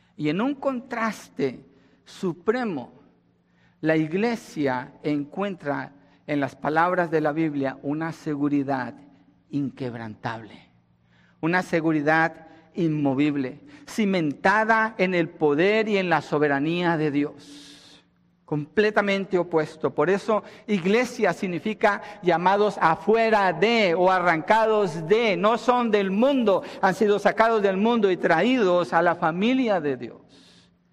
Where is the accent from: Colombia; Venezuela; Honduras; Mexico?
Colombia; moved away; Colombia, donde yo nací